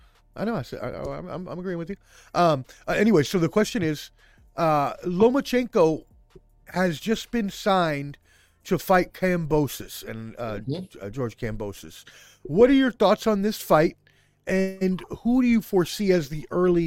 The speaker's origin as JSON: {"language": "English", "town": "Frankfurt", "region": "Hesse", "country": "Germany", "tie": "born there", "said": "I was born in Frankfurt, Germany."}